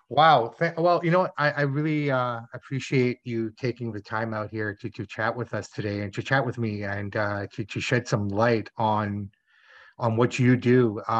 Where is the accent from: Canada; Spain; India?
Spain; Bilbao, Basque Country; English is a second language; I'm from Spain, yeah.